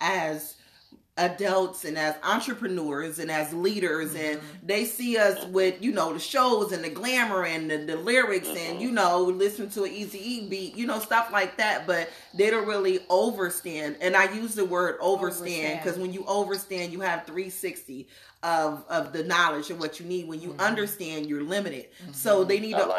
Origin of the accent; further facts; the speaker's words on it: New Jersey, United States; now in Seattle, United States; I'm from Jersey